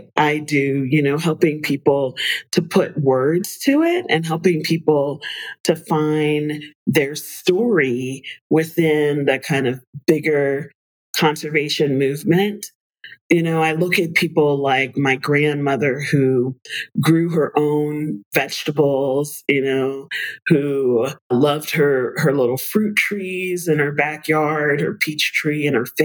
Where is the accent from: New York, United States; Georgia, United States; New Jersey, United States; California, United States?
New York, United States; New York City; I was born in the Bronx, and they spent a lot of time when I was a kid getting us out into nature, even though we were in the middle of one of the biggest cities in the world